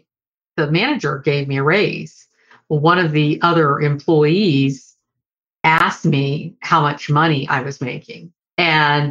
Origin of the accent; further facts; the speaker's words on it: Deep South, United States; I grew up in the Deep South